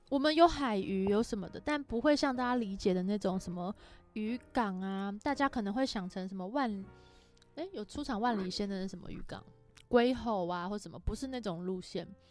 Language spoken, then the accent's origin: Chinese; Erlin, Changhua County, Taiwan; 我没有打算介绍彰化其他地方，我的故乡